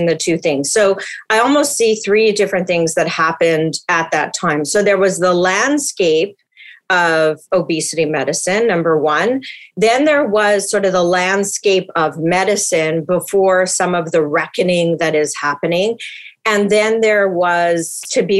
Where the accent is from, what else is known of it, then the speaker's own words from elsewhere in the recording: Winnipeg, Manitoba, Canada; now in Vancouver, Canada; I'm from North End, Winnipeg. I say that proudly